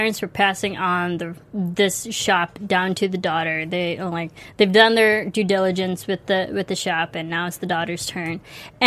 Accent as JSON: {"language": "English", "region": "Illinois", "country": "United States", "tie": "born or raised there", "said": "I grew up in Illinois. I grew up with smooth jazz, WNUA 95.5"}